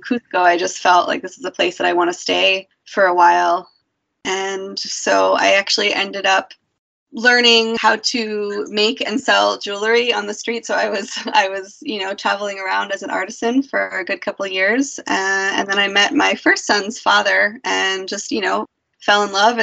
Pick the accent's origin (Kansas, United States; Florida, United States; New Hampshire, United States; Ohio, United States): New Hampshire, United States; moved away; also born or lived in Peru; growing up in, you know, New Hampshire until I moved to Peru